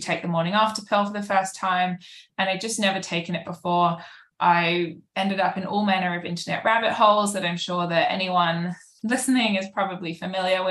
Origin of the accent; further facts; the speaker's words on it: United Kingdom; moved away as an adult; now in New York, United States; I'm British. I've lived in New York for about 7 years now.